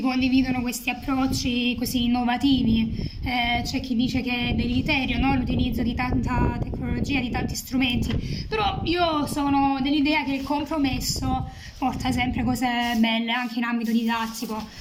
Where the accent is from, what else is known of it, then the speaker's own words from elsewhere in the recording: Lecce, Apulia, Italy; also born or lived in Macerata; sono molto legata alla mia terra, amo le tradizioni leccesi, insomma salentine